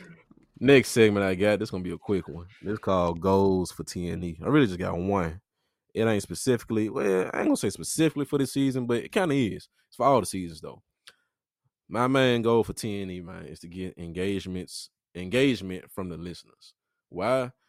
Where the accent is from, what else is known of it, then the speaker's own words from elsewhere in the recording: Memphis, Tennessee, United States; I'm from The Haven. If y'all ain't from Memphis, that's in Memphis